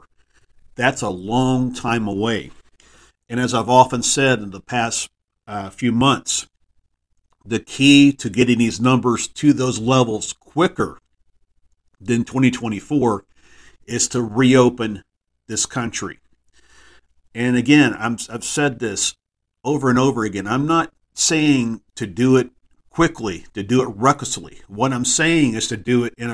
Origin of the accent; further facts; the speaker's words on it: Texas, United States; my home state of Texas